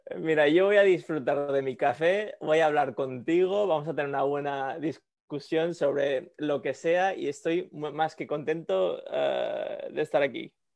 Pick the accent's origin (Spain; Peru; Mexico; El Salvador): Spain; moved away as an adult; also born or lived in Quito, Ecuador / Sweden (parents); now in San Francisco, United States; en España pasé la mayoría de mi infancia, a 17, 18 años